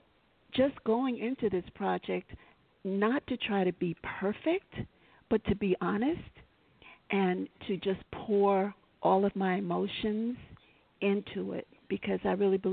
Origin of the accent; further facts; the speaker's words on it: New York City, New York, United States; I'm a New Yorker, native, born and raised here